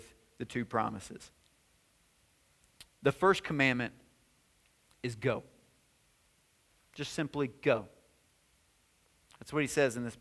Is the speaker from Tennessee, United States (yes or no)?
yes; White House, Tennessee, United States; moved away as an adult; We were in White House, Tennessee. That's my hometown. That's where I grew up.